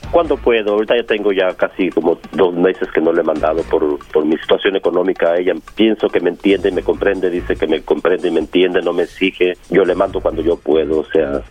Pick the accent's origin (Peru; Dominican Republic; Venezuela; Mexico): Mexico; yo soy de México